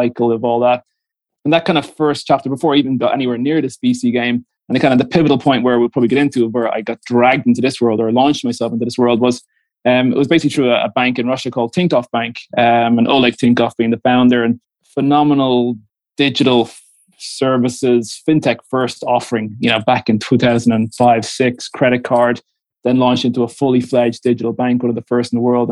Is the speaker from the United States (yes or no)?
no; Dublin, Leinster, Ireland; moved away as an adult; also born or lived in London / Moscow / Marseille; I'm Dublin born, I'm Irish, Dublin parents, Dublin grandparents